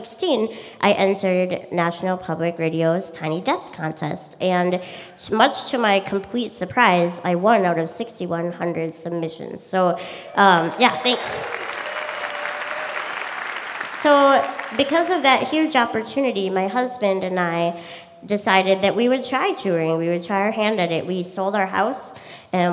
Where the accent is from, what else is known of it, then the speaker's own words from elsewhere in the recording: Minnesota, United States; I'm a musician from Minnesota